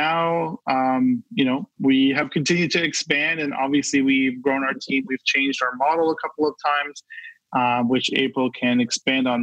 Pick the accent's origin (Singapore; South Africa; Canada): Canada; Brampton, Ontario; I'm from Brampton, like our host here